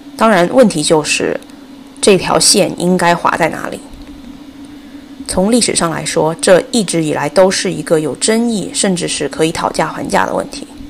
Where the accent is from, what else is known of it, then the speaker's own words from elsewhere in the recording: China; now in United States; 作为一个中国人